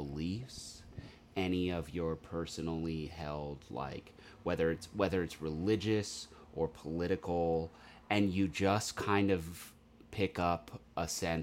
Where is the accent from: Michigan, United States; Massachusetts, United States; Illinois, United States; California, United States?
California, United States; Mission Viejo; also born or lived in Newport Beach, California / Laguna Niguel, California; I was born in Newport and I grew up in Mission Viejo